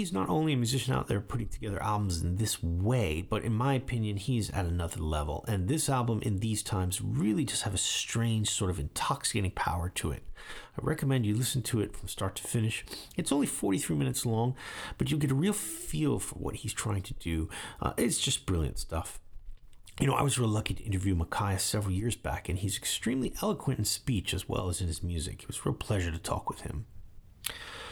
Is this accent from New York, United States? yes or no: yes; New York City, New York, United States; now in Japan; I grew up in Brooklyn